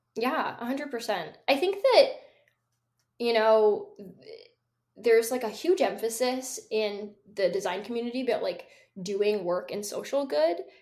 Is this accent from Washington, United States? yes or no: yes; Seattle, Washington, United States; born or raised there